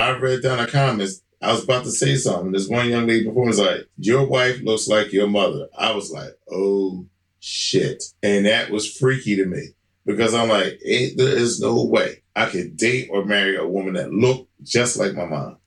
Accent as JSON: {"language": "English", "town": "Philadelphia", "region": "Pennsylvania", "country": "United States", "tie": "born or raised there", "said": "here in my hometown of Philly"}